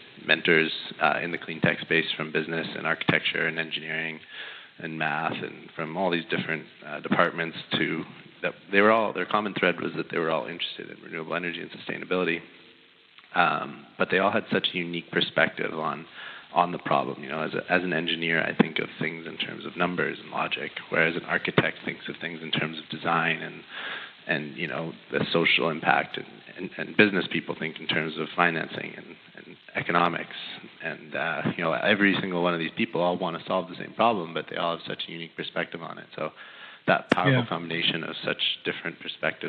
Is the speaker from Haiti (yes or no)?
no; Canada; moved away as an adult; now in United States; I am not from this great country. I'm a Canadian